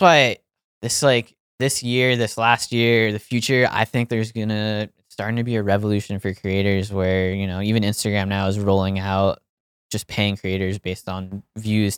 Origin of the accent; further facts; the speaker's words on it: Pennsylvania, United States; moved away; it's in my home state, far away from where I grew up